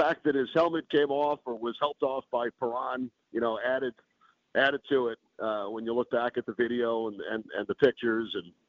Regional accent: Long Island, New York, United States; growing up on Long Island in New York

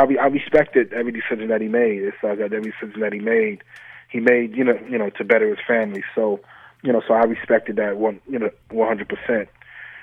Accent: Syracuse, New York, United States; growing up in Syracuse, you always become automatically an SU fan

